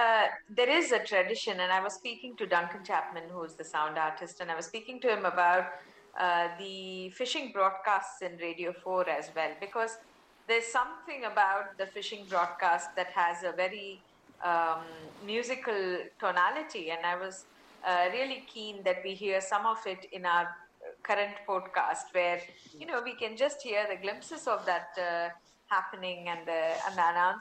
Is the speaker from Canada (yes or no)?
no; Mumbai, Maharashtra, India; first language Tamil; English is a second language; I grew up in Mumbai, so I'm very comfortable with Hindi and English in terms of writing lyrics. But to pen lyrics, Tamil is my mother tongue